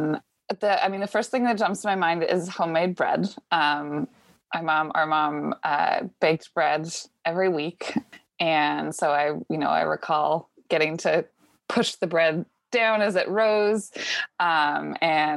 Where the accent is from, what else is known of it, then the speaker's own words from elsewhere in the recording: Washington, United States; moved away as an adult; now in Boston, United States; I grew up in Washington State and came to Boston for grad school